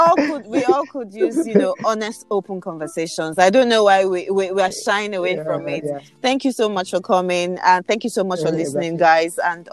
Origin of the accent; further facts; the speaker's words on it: Nigeria; I do believe that we are Nigerian youth.